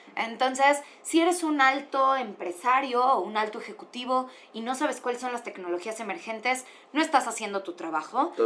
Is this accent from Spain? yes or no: no; Mexico; yo como mexicana